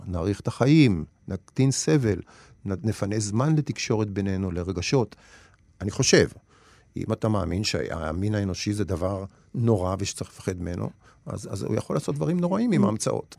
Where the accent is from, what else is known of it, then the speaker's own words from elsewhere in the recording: Nof Yam, Central District, Israel; also born or lived in Ein Karem, Jerusalem; אני גדלתי בנוף ים